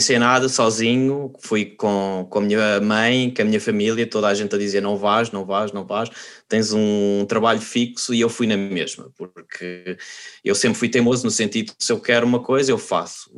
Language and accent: Portuguese; Portugal; moved away as an adult; also born or lived in Spain; now in Netherlands; nós somos portugueses e nós, por natureza, somos um povo um bocado pessimista